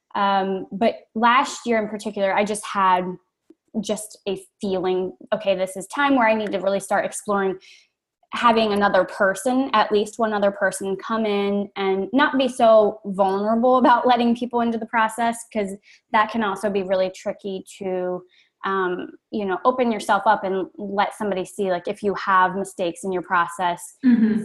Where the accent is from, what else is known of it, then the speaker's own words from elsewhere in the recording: Maryland, United States; moved away as an adult; also born or lived in Chicago / Brooklyn, New York, United States; I'm originally from Maryland